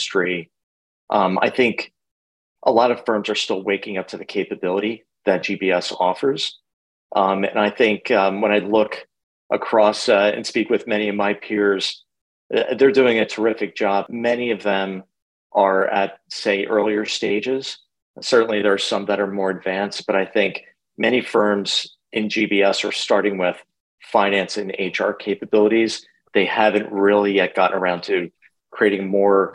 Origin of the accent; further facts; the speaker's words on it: New Jersey, United States; moved away as an adult; also born or lived in New York; now in Philadelphia, United States; So I'm born and raised in New Jersey. Lived there for, 40 years or so, 40 plus years